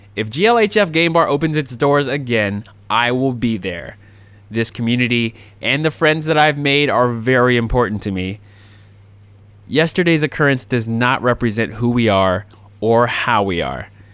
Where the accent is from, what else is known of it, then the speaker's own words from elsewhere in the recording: Jacksonville, Florida, United States; my hometown of Jacksonville, Florida